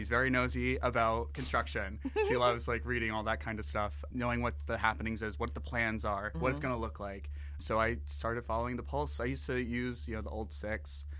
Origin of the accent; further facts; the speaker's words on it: outside of Philadelphia, Pennsylvania, United States; moved away as an adult; now in Richmond, United States; I grew up outside of Philadelphia, but I grew up on a regional rail line.